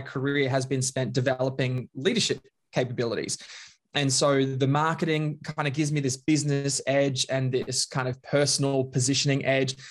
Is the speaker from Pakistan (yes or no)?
no; Bundaberg, Queensland, Australia; moved away; I grew up in Queensland, a little small town called Bundaberg